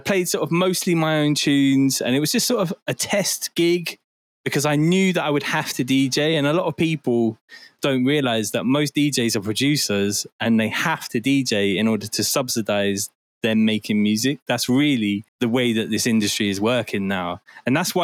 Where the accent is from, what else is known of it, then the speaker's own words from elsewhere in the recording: Bristol, South West England, United Kingdom; also born or lived in Forest Gate, London; I was born in Forest Gate and then I moved to St. Paul's in Bristol and I was raised there.